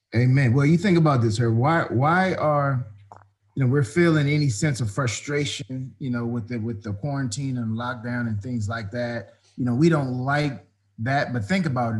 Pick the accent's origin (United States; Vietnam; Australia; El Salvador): United States; Prince George's County, Maryland; also born or lived in Washington, D.C.; I uh, born there, grew up right outside of D.C. in Prince George's County, Maryland